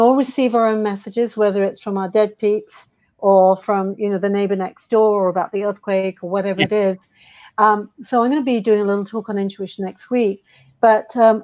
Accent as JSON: {"language": "English", "country": "United Kingdom", "said": "being a Brit"}